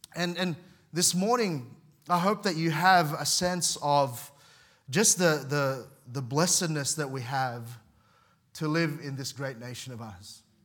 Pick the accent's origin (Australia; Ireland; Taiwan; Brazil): Australia; I was seven years old. My parents decided to bring us here.